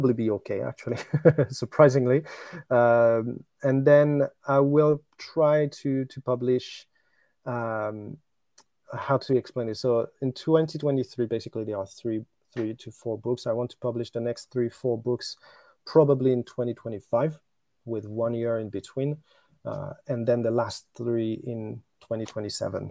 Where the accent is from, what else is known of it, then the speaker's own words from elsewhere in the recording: Normandy, France; accent: French; English is a second language; moved away as an adult; also born or lived in China / Japan; now in Tokyo, Japan; I was born in Normandy in France, and I stayed there until I was 21